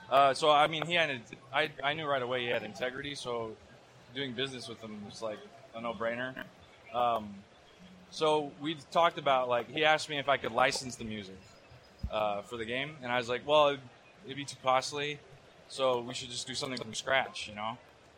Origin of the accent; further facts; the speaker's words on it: Las Vegas, Nevada, United States; I came from Las Vegas, Nevada, and but I made it, so...